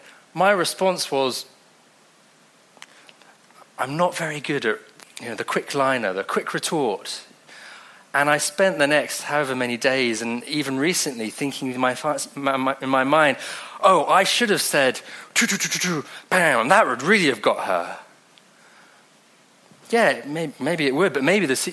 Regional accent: Devon, South West England, United Kingdom; accent: Devonshire; also born or lived in Mozambique; I'm from Devon. Comes out with a Devonshire accent.

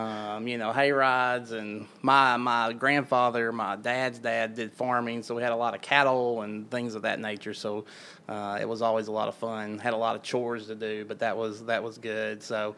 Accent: Lake Village, Arkansas, United States; also born or lived in Rison, Arkansas / DeWitt, Arkansas / Conway, Arkansas; I grew up in L.A., Lower Arkansas, southeast Arkansas, originally from the Lake Village, Eudora area, for all you southeast Arkansans out there. So, small town, Delta

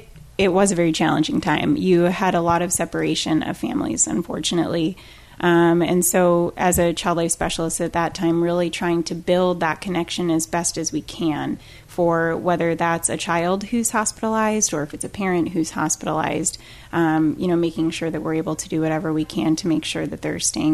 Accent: Illinois, United States; now in Florida, United States; So I'm from the Midwest. Brock is as well. I'm actually from Illinois. Been down in Florida about 10 years now.

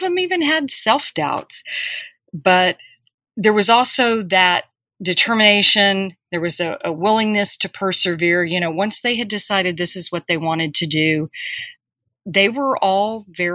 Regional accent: Corpus Christi, Texas, United States; I grew up in Corpus Christi, Texas, which is on the coast

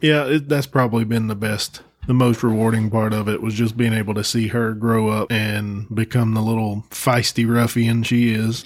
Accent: Texas, United States; now in North Carolina, United States; I was born and raised in Texas. Uh, moved to North Carolina.

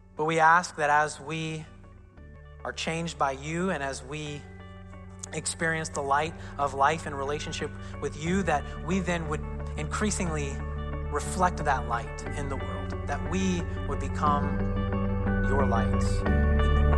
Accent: Southern Indiana, United States; I'm from Southern Indiana

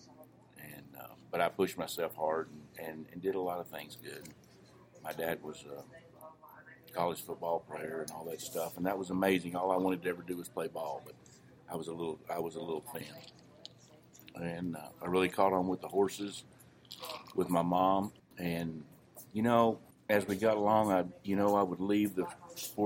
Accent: Gilmer, Texas, United States; I'm from Gilmer, Texas.

